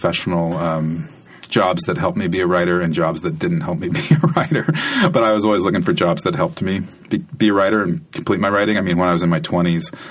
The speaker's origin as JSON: {"language": "English", "region": "Iowa", "country": "United States", "tie": "born or raised there", "moved": "yes", "said": "I'm from Iowa. I grew up in Iowa"}